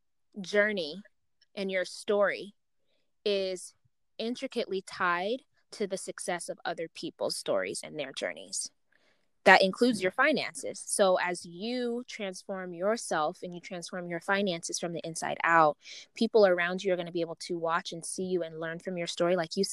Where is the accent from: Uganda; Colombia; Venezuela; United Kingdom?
Uganda; because I'm from Uganda, right? I'm African.